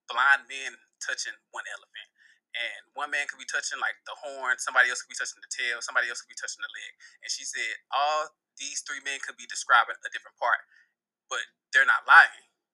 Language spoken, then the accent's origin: English; United States; I'm Haitian American. So I was born in America